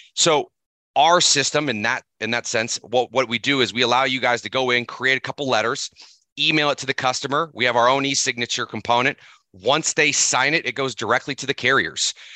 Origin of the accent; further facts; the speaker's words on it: Seattle, Washington, United States; now in Missoula, United States; I grew up in Seattle